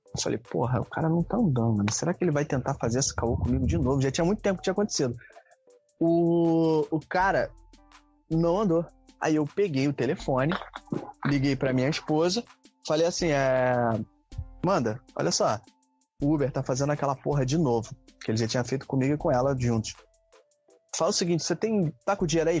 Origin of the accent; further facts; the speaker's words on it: Rio de Janeiro, Brazil; also born or lived in Duque de Caxias; eu sou carioca, cara. Moro aqui desde que eu nasci